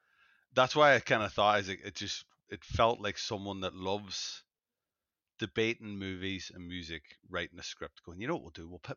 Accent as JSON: {"language": "English", "country": "Ireland", "said": "As an Irish guy"}